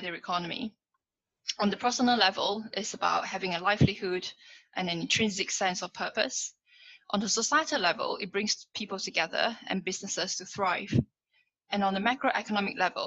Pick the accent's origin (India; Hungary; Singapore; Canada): Singapore; now in London, United Kingdom; I come from Singapore